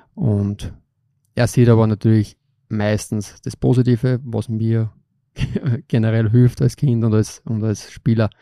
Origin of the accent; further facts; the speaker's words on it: Linz, Upper Austria, Austria; Ich bin da aufgewachsen in Linz